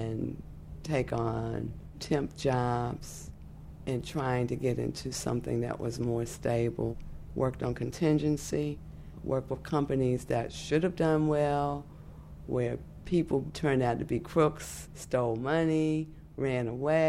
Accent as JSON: {"language": "English", "town": "Washington", "region": "District of Columbia", "country": "United States", "tie": "born or raised there", "said": "I live in Washington, D.C. I was born in Freedman's Hospital on September 8, 1952"}